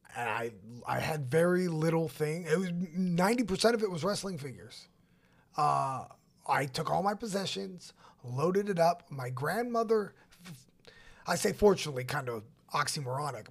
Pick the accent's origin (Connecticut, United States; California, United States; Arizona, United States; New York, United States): California, United States; moved away; I was born and raised in California